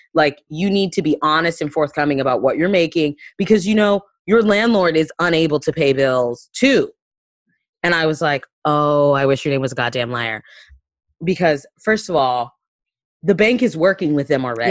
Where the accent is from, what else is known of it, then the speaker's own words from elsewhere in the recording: Panama City, Florida, United States; I'm from the Florida Panhandle, which is Lower Alabama, Lower K K K taint. Like, it's, that's what it is. I'm from Panama City